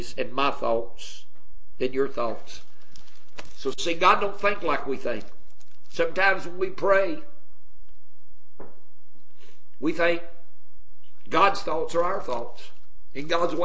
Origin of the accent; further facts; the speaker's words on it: Ohio, United States; My daddy was a pastor up in the state of Ohio when I was born.